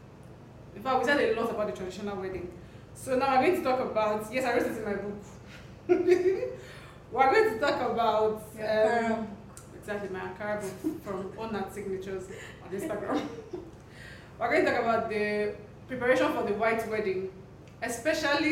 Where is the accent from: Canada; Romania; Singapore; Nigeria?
Nigeria; Igbo, Southeast, Southeast Nigeria; we're all Igbos. We are all Easterners. Southeast, all of us are the same